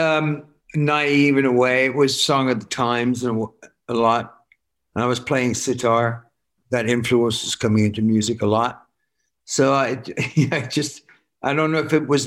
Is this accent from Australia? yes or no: no; Worcester, West Midlands, United Kingdom; I'm from Worcester